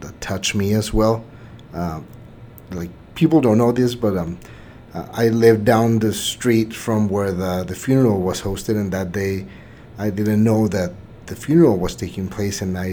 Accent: Mexico; now in El Paso, United States; I'm not originally from El Paso. I was born and raised in Mexico

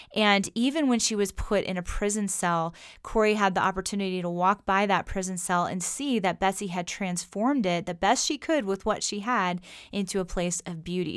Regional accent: United States; us, as modern American Christians

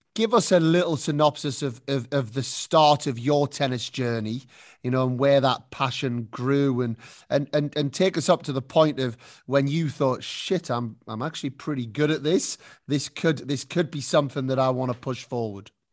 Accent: United Kingdom; now in Spain; as a Brit

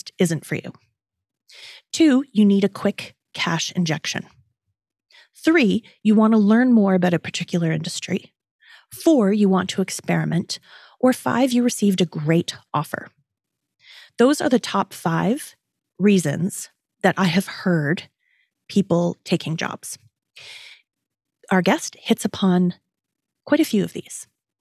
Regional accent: Toronto, Ontario, Canada; also born or lived in New York City; her hometown, which is also my hometown

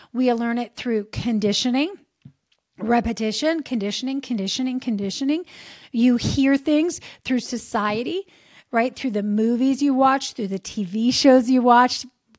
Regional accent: Lazio, Italy; I grew up in just outside of Rome, Italy, in near the Pope's summer residence

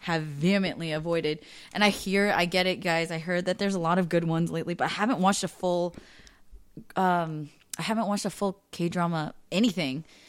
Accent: East Bay, California, United States; also born or lived in San Jose / Cupertino; now in Los Angeles, United States; I grew up in East Bay

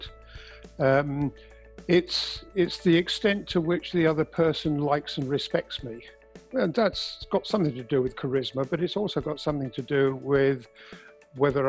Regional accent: England, United Kingdom; I'm English

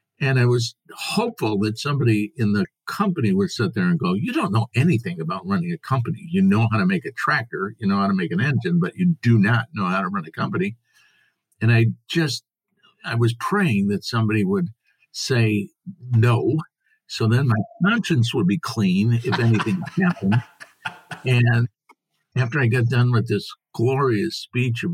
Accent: Springfield, Missouri, United States; I'm from Springfield, Missouri in the United States

